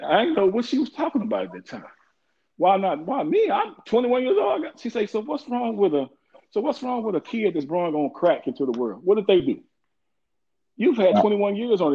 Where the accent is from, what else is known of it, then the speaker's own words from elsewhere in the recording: Waco, Texas, United States; I'm from Waco, Texas